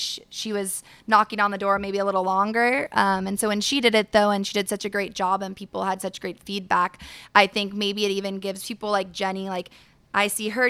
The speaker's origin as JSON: {"language": "English", "town": "San Diego", "region": "California", "country": "United States", "tie": "born or raised there", "said": "I grew up here in San Diego."}